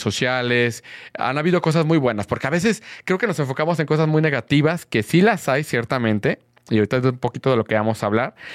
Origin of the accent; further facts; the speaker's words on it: Guadalajara, Jalisco, Mexico; yo soy de Guadalajara